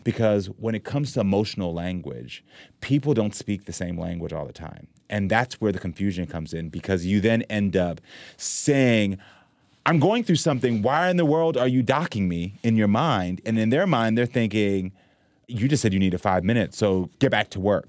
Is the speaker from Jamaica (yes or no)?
yes; Jamaica; now in United States; we're both Jamaican